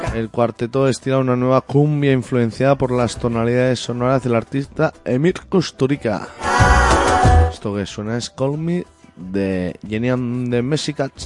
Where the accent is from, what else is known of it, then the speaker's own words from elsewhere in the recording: Tierra de Estella, Navarre, Spain; Yo vengo de Tierra de Estella